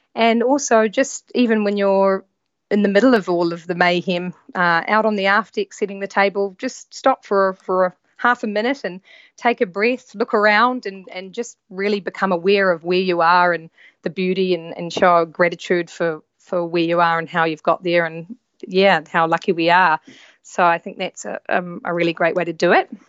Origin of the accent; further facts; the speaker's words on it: New Zealand; moved away as an adult; also born or lived in London; I'm from New Zealand. I grew up in New Zealand